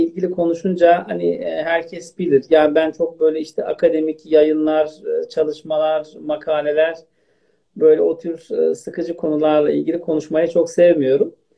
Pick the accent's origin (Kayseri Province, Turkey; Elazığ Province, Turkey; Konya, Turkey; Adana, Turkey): Elazığ Province, Turkey; now in Istanbul, Turkey; Aslen Elazığlıyım.